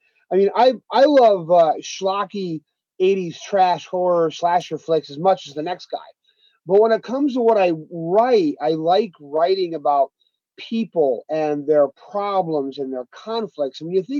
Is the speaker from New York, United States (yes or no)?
yes; Harpersville, New York, United States; also born or lived in Castle Creek, New York; as a kid growing up in Harpersville, areas, you know, where I live now in Castle Creek, New York, and Binghamton, New York